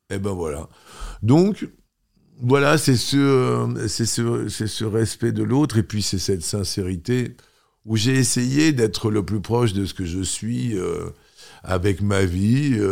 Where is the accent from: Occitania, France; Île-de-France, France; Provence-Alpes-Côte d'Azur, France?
Occitania, France; Toulouse; quand tu arrives de ta province, enfin, moi, je suis arrivé de Toulouse